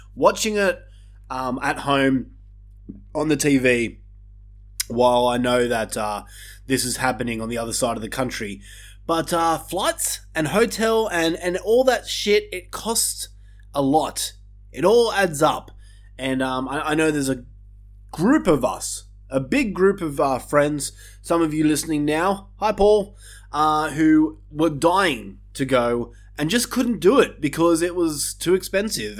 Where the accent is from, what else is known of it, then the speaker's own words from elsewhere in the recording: Australia; my home country of Australia